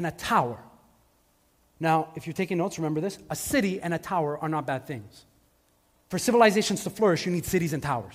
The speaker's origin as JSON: {"language": "English", "town": "Montreal", "region": "Quebec", "country": "Canada", "tie": "born or raised there", "said": "I grew up in Montreal."}